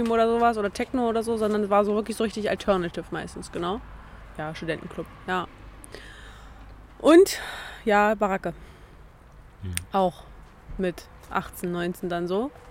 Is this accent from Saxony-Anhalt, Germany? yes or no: yes; Magdeburg, Saxony-Anhalt, Germany; also born or lived in Berlin; ich bin nicht in Magdeburg geboren, aber in Berlin geboren, aber wohne schon seit meinem dritten Lebensjahr hier.